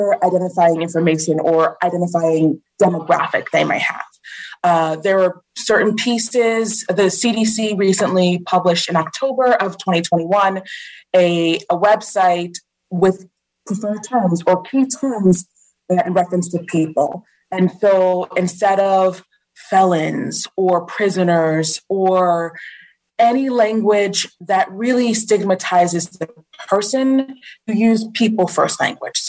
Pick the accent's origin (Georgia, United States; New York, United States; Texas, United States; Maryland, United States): New York, United States; Long Island; moved away; also born or lived in Florida / Virginia; I'm originally from Long Island